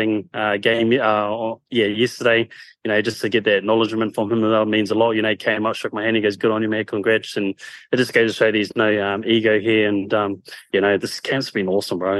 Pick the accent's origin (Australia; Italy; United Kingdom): Australia; Queensland; I'm originally from Queensland, obviously, but I've been travelling all the way to New South Wales for rugby